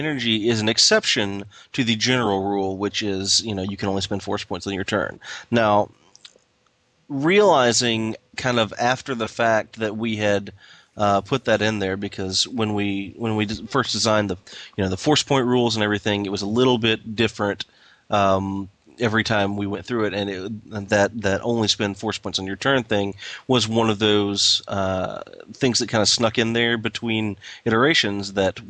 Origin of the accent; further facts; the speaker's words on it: Chattanooga, Tennessee, United States; I grew up in Chattanooga, which is really, really close to Atlanta.